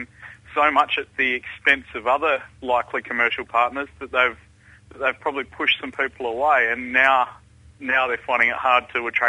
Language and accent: English; Fremantle, Western Australia, Australia; I'm from Fremantle, thank you.